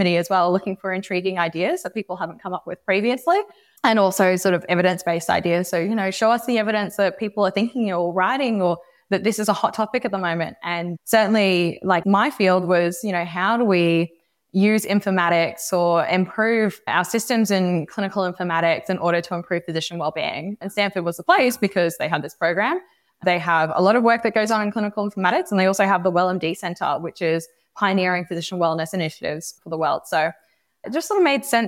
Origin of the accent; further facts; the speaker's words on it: Australia; moved away as an adult; now in San Francisco, United States; growing up in Australia your whole life